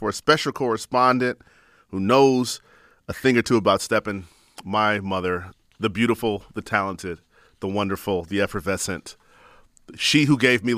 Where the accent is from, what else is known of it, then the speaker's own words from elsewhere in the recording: Chicago, Illinois, United States; growing up in Chicago